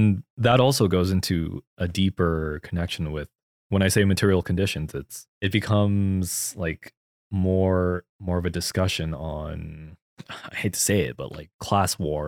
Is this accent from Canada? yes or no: no; Philippines; because of your culture as a Korean person and my culture as a Filipino person, the way we approach this medium, they're vastly different between each other.